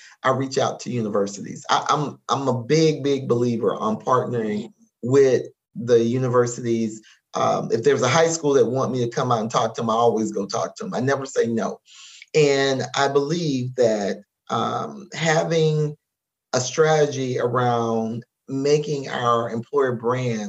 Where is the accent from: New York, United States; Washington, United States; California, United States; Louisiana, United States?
Louisiana, United States; Lafayette; I was born in Lafayette, Louisiana.